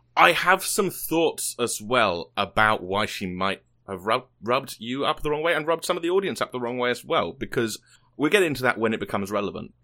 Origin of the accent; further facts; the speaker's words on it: United Kingdom; moved away; I am British